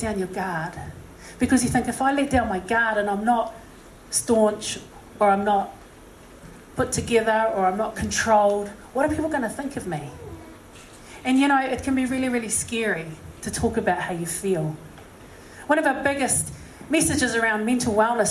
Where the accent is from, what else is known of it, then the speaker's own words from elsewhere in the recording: Auckland, New Zealand; also born or lived in Massey; I said, Auckland